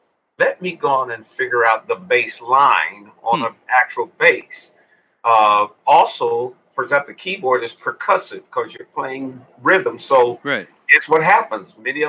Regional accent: Columbus, Ohio, United States; Well, I'm a Midwesterner, originated in Columbus, Ohio.

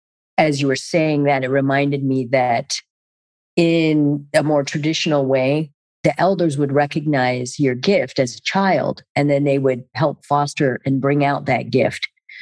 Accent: Germany; And even growing up in Germany and being around all the different languages and cultures and traveling

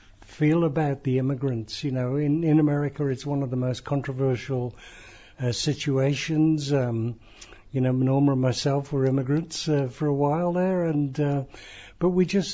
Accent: Nigeria; born there; You know, I was born in Nigeria of missionary parents

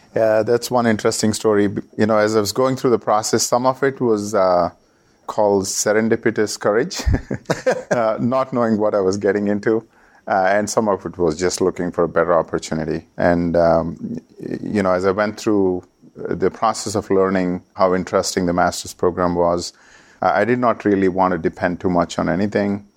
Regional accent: India; moved away as an adult; also born or lived in Oklahoma, United States; I was coming from India

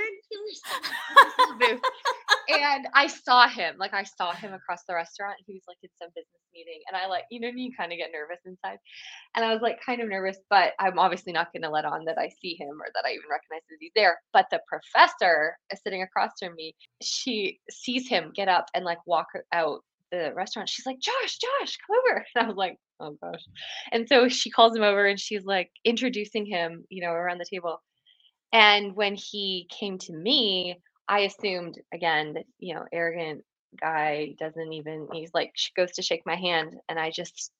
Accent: Canada; moved away as an adult; now in Franklin, United States; I'm Canadian originally, but I came to the States to do a master's in counseling

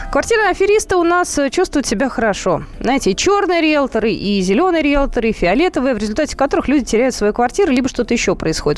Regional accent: Moscow, Russia; мы, москвичи

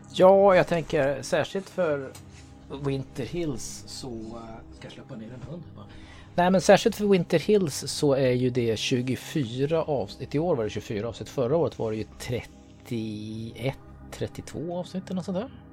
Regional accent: Sweden; Jag är ju född och uppväxt i Sverige

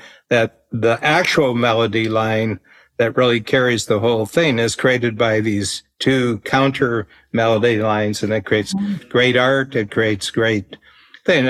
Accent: United States; now in Canada; I'm an American

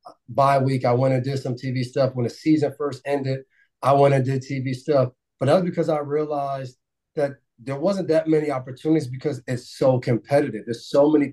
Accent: Nyack, New York, United States; growing up where we grew up in Nye, New York

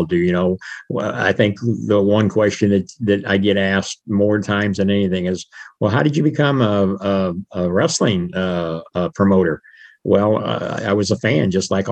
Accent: United States; born or raised there

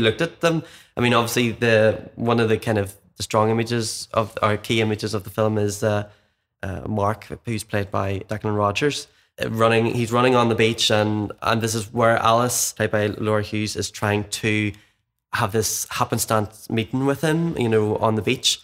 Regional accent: Cookstown, Northern Ireland, United Kingdom; now in Belfast, United Kingdom; I'm from Mid-, like, Cookstown, Mid Ulster originally

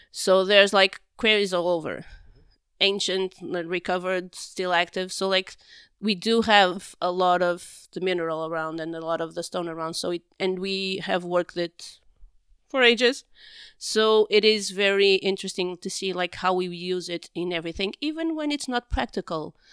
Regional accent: Porto, Norte, Portugal; being born and raised in Porto when it wasn't as touristy as it is now

